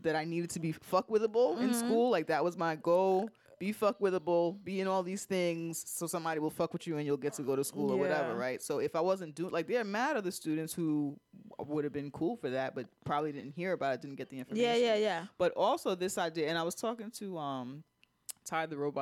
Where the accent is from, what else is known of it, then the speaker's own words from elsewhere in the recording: New York City, New York, United States; I was different and from the Bronx